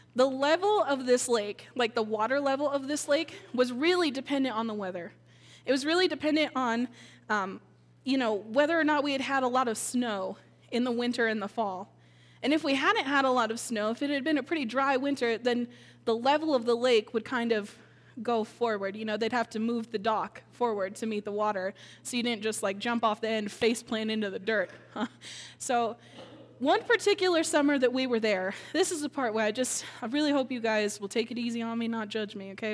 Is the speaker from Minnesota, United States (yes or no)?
yes; Minnesota, United States; moved away; I grew up in Minnesota